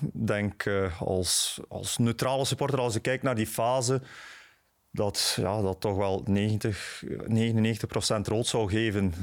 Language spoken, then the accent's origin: Dutch; Bruges, Flanders, Belgium; ik ben, ben van Brugge, ik ben van Sint-Andries